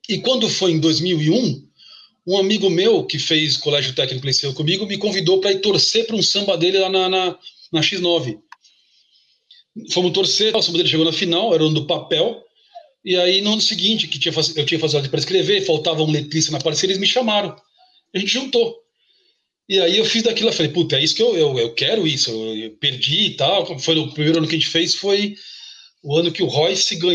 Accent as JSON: {"language": "Portuguese", "region": "São Paulo", "country": "Brazil", "tie": "born there", "said": "eu, eu, nasci na Vila Sabarbosa. É, é uma vilinha residencial. Eu sempre falo, é quase é uma província, uma, uma aldeia ali na no cruzamento da Avenida do Estado com a Cruzeiro do Sul, região da Luz ali"}